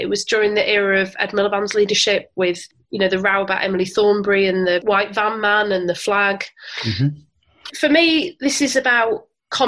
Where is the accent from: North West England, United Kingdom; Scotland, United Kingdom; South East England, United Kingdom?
North West England, United Kingdom; Bury; also born or lived in Manchester; I grew up in Bury, which is just down the road from here